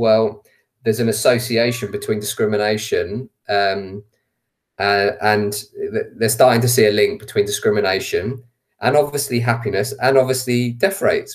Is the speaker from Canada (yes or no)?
no; England, United Kingdom; all of my grandparents are Irish, but I was born in England. So I identify as both. I see myself as English